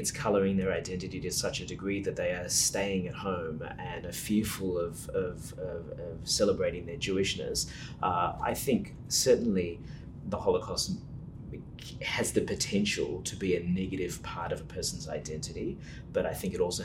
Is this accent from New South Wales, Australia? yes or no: yes; Sydney, New South Wales, Australia; moved away as an adult; now in Melbourne, Australia; I'm born and bred in Sydney